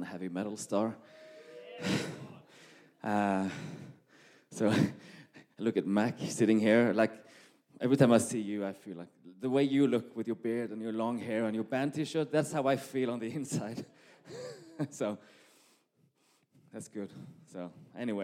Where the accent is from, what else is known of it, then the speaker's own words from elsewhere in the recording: Norway; English is a second language; moved away as an adult; now in Malmö, Sweden; English is not my first language, but you will probably understand me anyway. I'm Norwegian